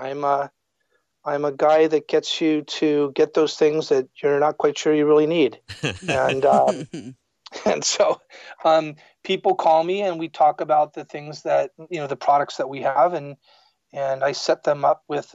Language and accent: English; San Mateo, California, United States; also born or lived in Allen, Texas; I grew up in a little town called San Mateo on the peninsula, just about 35 miles south of San Francisco.